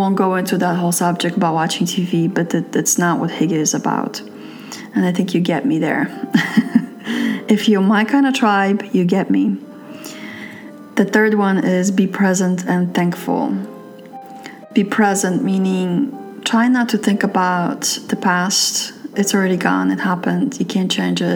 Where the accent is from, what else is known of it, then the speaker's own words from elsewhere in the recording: New York City, New York, United States; moved away as an adult; I'm from New York City, and I've noticed that when I lived in New York City